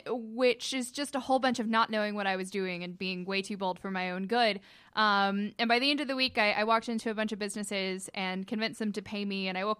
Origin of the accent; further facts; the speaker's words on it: Cartersville, Georgia, United States; I'm originally from Cartersville.